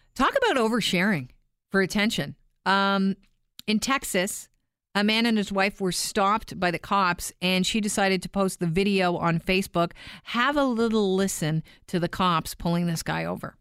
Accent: Canada; also born or lived in Ireland; the kid that grew up in Canada

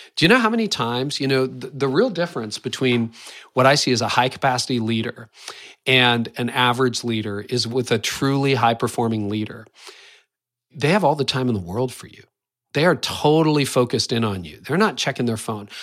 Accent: Canada; I am Canadian

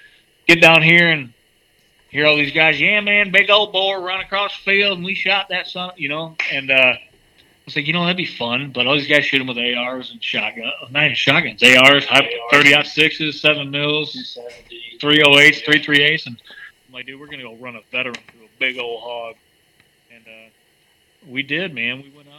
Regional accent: Michigan, United States; he's from PA, I'm from Michigan.

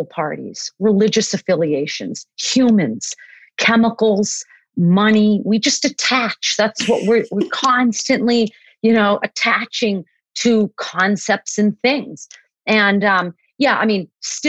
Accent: Boston, Massachusetts, United States; also born or lived in Hawaii; I grew up in Boston where I live now, but I lived for 10 years in Hawaii

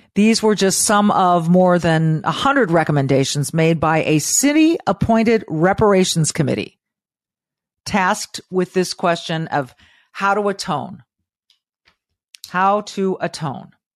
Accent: Southern California, United States; moved away; as a child growing up in Southern California

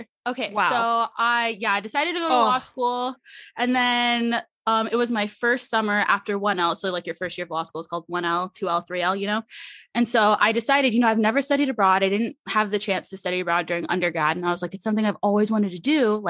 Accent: Arizona, United States; Yes, my whole family born and raised in Arizona.

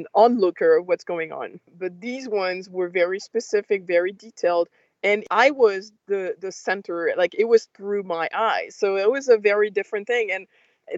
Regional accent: France; I grew up in France

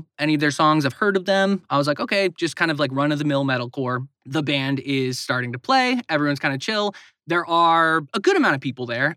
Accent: Barnstead, New Hampshire, United States; also born or lived in Boston area; So I grew up in a little town called Barnstead, New Hampshire.

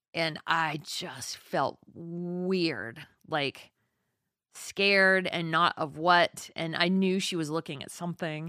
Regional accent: Texas City, Texas, United States; moved away; also born or lived in Austin, Texas; I'm from Texas City

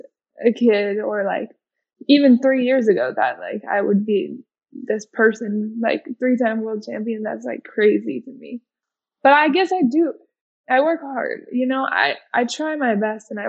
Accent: Hawaii, United States; I grew up in Hawaii

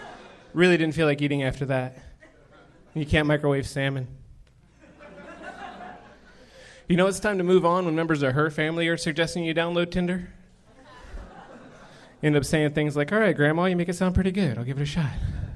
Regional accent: Florida, United States; moved away as an adult; now in Los Angeles, United States; I grew up in Florida.

